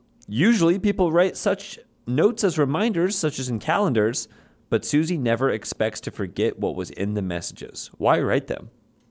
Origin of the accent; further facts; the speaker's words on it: Chicago, Illinois, United States; I'm from Chicago. I care about one thing and one thing only, Navy Pier